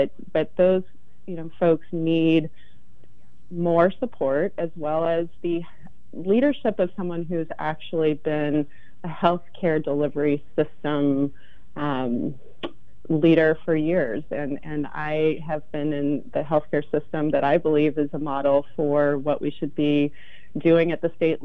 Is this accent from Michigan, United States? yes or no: no; outside of Seattle, Washington, United States; also born or lived in Denver, Colorado; now in Portland, United States; I grew up outside of Seattle in a working class family